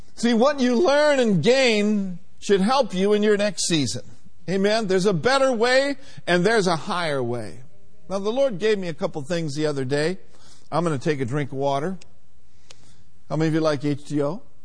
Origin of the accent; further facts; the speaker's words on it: Minneapolis, Minnesota, United States; growing up in Minneapolis, Minnesota